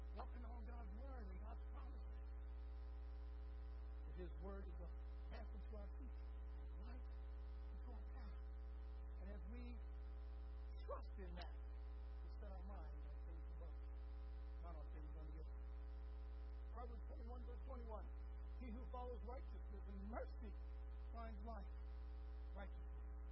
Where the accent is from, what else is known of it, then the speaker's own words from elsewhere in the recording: Texas, United States; as a Texan